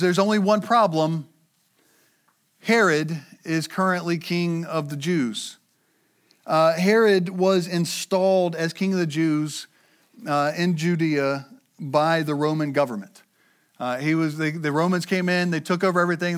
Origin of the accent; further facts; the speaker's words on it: United States; we as American Christians